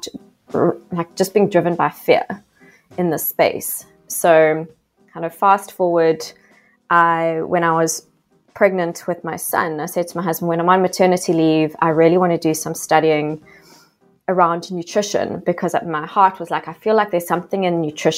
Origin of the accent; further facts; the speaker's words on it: South Africa; accent: South African; now in Australia; I am actually South African, a South African living in Australia. You might hear my yas, which is the telltale sign of that I'm still deeply South African.